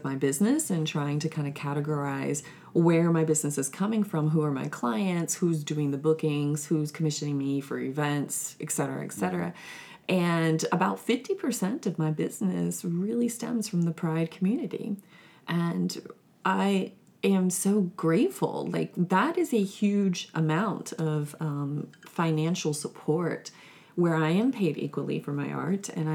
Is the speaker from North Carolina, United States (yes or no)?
yes; Winston-Salem, North Carolina, United States; I'm from Winston-Salem, North Carolina